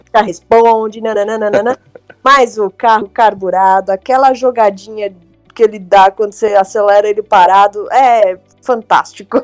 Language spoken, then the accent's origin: Portuguese; São Paulo, Brazil; eu nasci em 1980, na Zona Leste, eu sou de Itaquera.